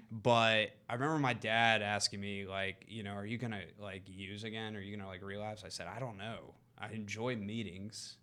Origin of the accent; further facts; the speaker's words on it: East Cobb, Georgia, United States; Grew up in East Cobb